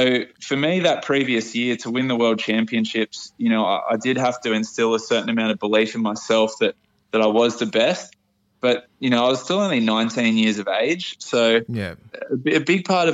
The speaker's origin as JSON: {"language": "English", "town": "Port Macquarie", "region": "New South Wales", "country": "Australia", "said": "I'm from Port Macquarie, so yeah. I've had a pretty humble upbringing."}